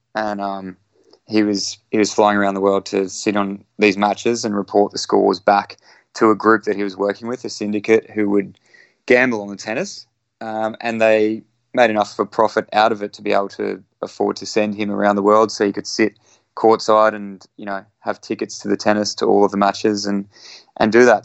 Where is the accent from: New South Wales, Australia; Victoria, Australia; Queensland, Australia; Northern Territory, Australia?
Queensland, Australia; Brisbane; it's my hometown. I was born in Brisbane